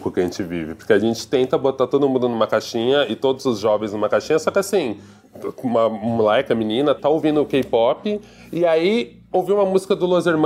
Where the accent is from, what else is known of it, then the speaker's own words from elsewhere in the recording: São Paulo, Brazil; Eu sou o segundo filho mais velho de seis irmãos. Sou paulistano, tenho 40 anos e trabalho com vídeo, com design.